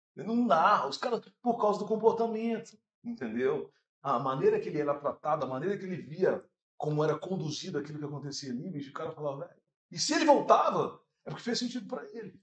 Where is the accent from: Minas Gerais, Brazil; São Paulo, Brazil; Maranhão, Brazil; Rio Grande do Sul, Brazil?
Minas Gerais, Brazil; Santa Luzia; vim lá de Santa Luzia, no bairro Primida